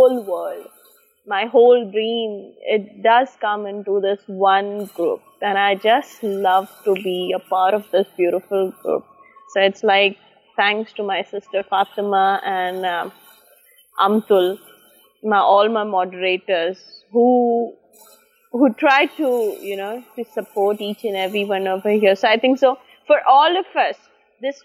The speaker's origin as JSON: {"language": "English", "town": "Mumbai", "region": "Maharashtra", "country": "India", "moved": "yes", "said": "over there in Bombay, I'm an Indian."}